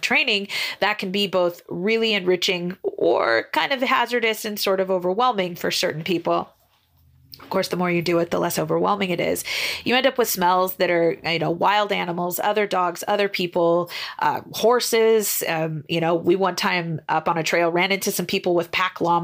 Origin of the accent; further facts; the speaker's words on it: Northern Idaho, United States; now in Boise, United States; I kind of grew up on a farm in the north, way north near the Canadian border